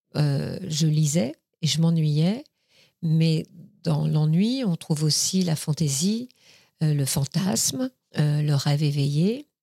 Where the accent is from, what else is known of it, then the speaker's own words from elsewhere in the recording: Paris, Île-de-France, France; also born or lived in Vierzon area; je suis née dans le 14e arrondissement. Je suis née dans la clinique Sarrette, rue Sarrette. J'ai grandi. Après, je suis restée dans le 14e arrondissement jusqu'à l'âge de 12 ans, 12-13 ans